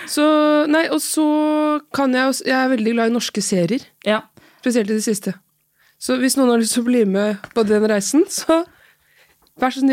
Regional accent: Oslo, Norway; also born or lived in Larvik / Trondheim; Nei, for du er fra Oslo. Ja. Men jeg er halvt fra Larvik, da.

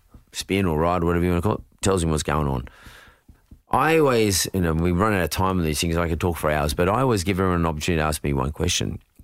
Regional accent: Australia; I'm selling Aussie here. I'm selling Aussie stuff. I'm selling Aussie know-how. I'm selling Aussie freshness. And we're a young country

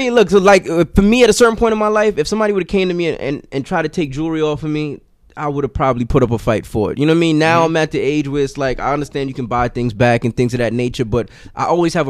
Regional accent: Mandeville, Manchester, Jamaica; also born or lived in Bronx, New York; now in New York, United States; I'm specifically from Manchester, Mandeville. Manchester's the parish.

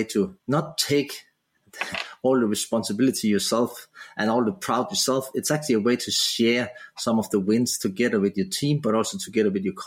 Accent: Denmark; moved away as an adult; now in Australia; I was living in my home country, Denmark

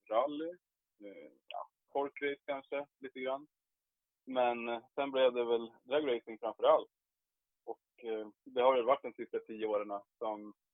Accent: Hälsingland, Gävleborg County, Sweden; Jag är ju från Hälsingland

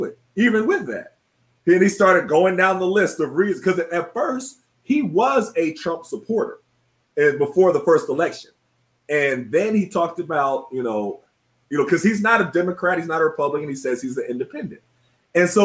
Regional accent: Tulsa, Oklahoma, United States; moved away; I grew up in Tulsa, Oklahoma

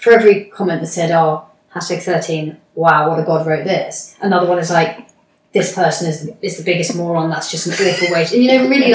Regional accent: United Kingdom; I'm British

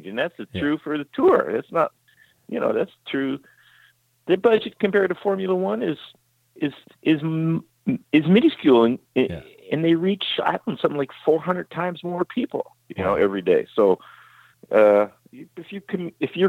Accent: California, United States; I grew up in California

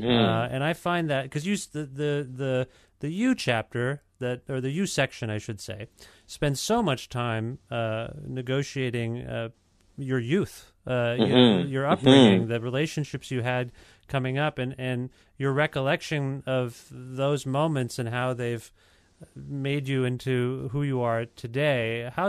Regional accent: India; You know, I'm an Indian guy.

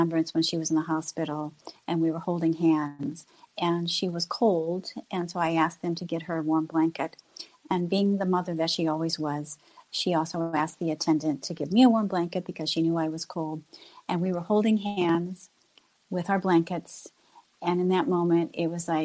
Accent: Illinois, United States; moved away as an adult; also born or lived in Fort Madison, Iowa / Florida; I'm originally from Illinois, but I left Illinois, went to Florida

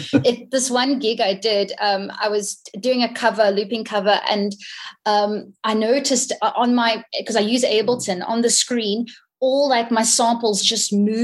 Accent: Hong Kong; like I grew up in Hong Kong, and the music scene there, it almost isn't really a scene because it's so diverse.

